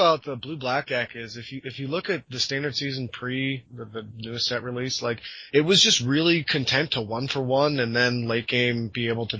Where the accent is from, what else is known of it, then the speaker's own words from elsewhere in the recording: United States; I'm American.